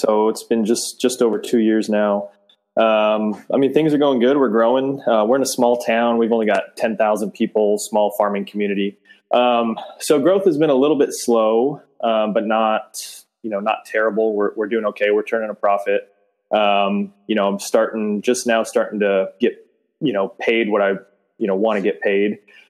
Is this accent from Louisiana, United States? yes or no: no; San Diego, California, United States; moved away as an adult; now in Olney, United States; I'm from San Diego originally. I've only lived here as long as the business has been here.